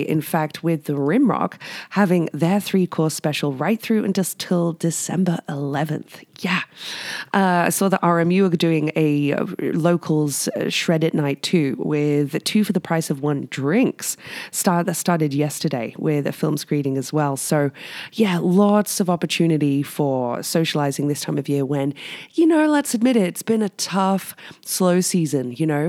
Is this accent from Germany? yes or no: no; United Kingdom; now in Whistler, Canada; I'm British